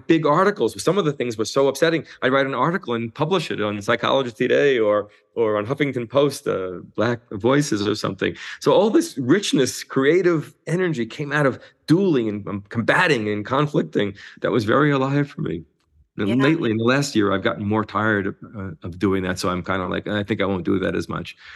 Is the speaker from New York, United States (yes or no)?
yes; New York, United States; I grew up in New York